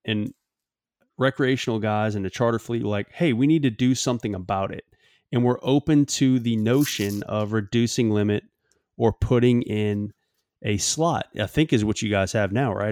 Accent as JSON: {"language": "English", "region": "Louisiana", "country": "United States", "tie": "born or raised there", "said": "my home state of Louisiana"}